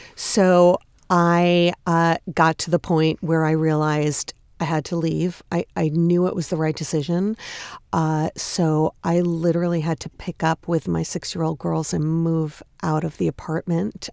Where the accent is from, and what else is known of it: Long Island, New York, United States; born or raised there; moved away as an adult; also born or lived in Massachusetts; now in New York City, United States